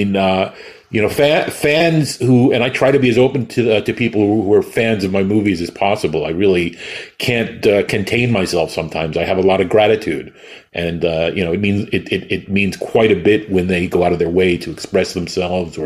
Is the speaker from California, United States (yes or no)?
no; New York City, New York, United States; I grew up in New York City with people like Zachary